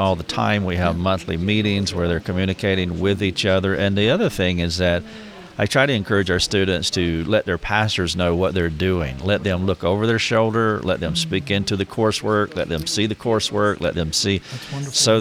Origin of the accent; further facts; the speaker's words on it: the South, United States; accent: Southern; I'm from the South